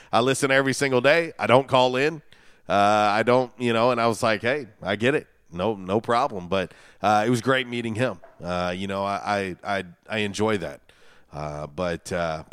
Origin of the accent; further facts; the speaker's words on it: Florida, United States; moved away; I was a kid growing up in Florida